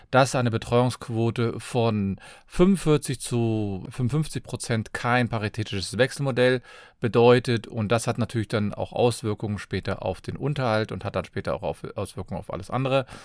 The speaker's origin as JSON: {"language": "German", "town": "Cologne", "region": "North Rhine-Westphalia", "country": "Germany", "said": "Ich komme aus Köln, bin Fachanwalt für Familienrecht"}